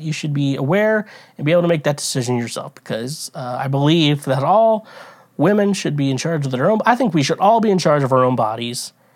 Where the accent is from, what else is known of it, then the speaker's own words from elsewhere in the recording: Kansas City, United States; I'm from the Kansas, like, I'm around, from around that area